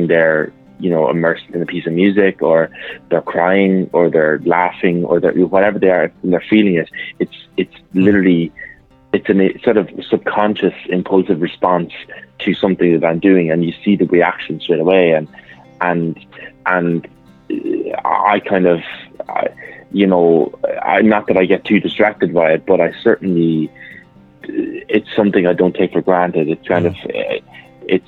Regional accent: Mullingar, Westmeath, Ireland; my hometown in Mullingar

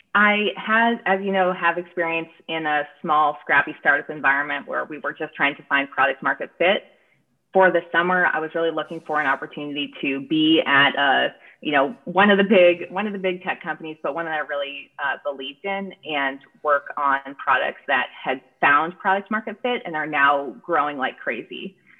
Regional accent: San Francisco Bay Area, California, United States; moved away; I'm from the San Francisco Bay Area originally

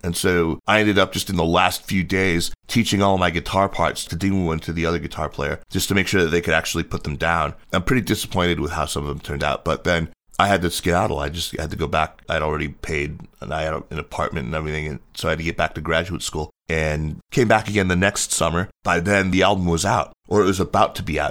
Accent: United States; moved away as an adult; also born or lived in Beijing, China; I was born in the States and, you know, I grew up just, uh, kinda standard learning piano and violin and all that stuff.

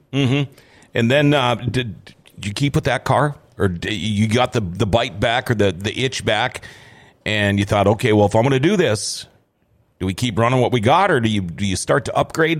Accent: Thief River Falls, Minnesota, United States; I was growing up in Thief River Falls.

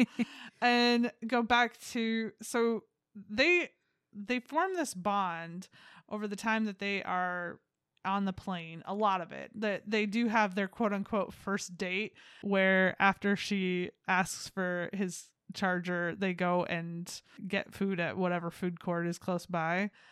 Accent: United States; I'm an American.

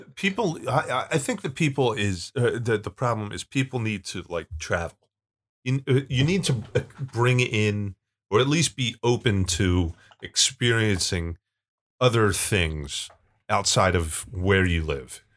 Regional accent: Pennsylvania, United States; a good f, Pennsylvanian

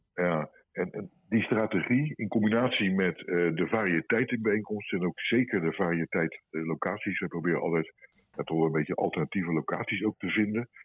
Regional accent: Rotterdam, South Holland, Netherlands; als Rotterdammer

